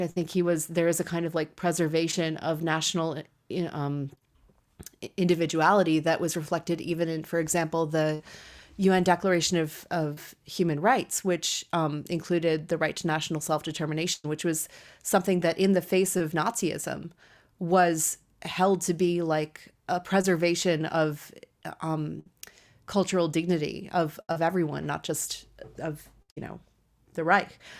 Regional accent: United States; an American woman

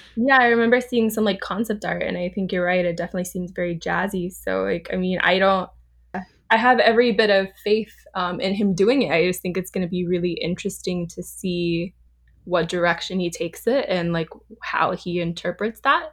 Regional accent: Orange County, California, United States; moved away; also born or lived in Los Angeles; I'm from Orange County, but I've lived, like, the majority of my life in L A.

